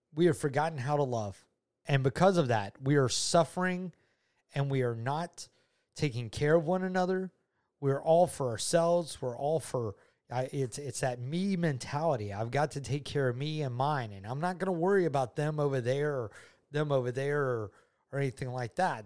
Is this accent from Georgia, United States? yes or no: yes; Georgia, United States; I'm from Georgia. I've been a Georgia native all my ni-, all my life